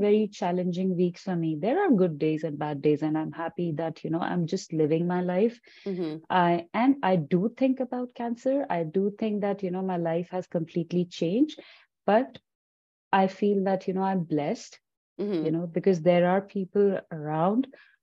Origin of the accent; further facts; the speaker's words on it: Punjab, India; moved away as an adult; now in Calgary, Canada; I'm from India, so we do follow, you know, rituals and stuff